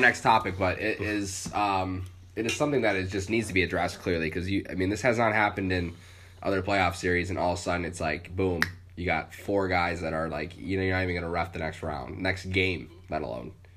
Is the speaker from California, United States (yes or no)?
yes; San Jose, California, United States; also born or lived in Los Gatos; I was born in San Jose